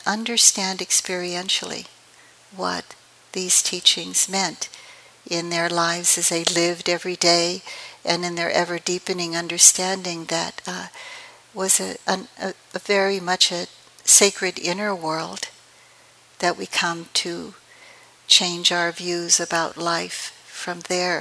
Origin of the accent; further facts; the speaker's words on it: San Francisco, California, United States; also born or lived in East Palo Alto / Philippines; I was raised in San Francisco in the projects near the Cow Palace, and we finally got out of there and moved to East Palo Alto.